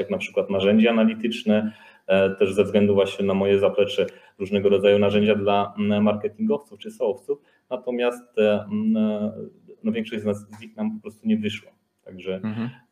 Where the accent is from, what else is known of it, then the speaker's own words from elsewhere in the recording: Łowicz, Łódź Voivodeship, Poland; pochodzimy z jednego miasteczka, z Łowicza, znaliśmy się z liceum